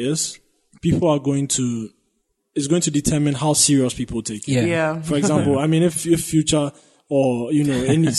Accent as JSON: {"language": "English", "country": "Ghana", "said": "You know, as a Ghanaian, it felt like I could relate to a lot of things in that sense."}